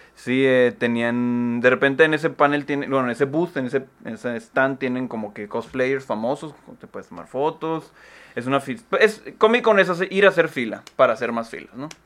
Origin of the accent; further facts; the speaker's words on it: San Luis Río Colorado, Sonora, Mexico; moved away; en San Luis, ahí en mi tierra